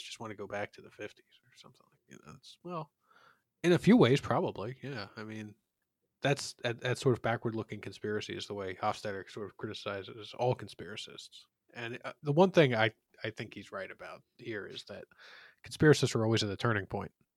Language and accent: English; Philadelphia, Pennsylvania, United States; I, I grew up in Philadelphia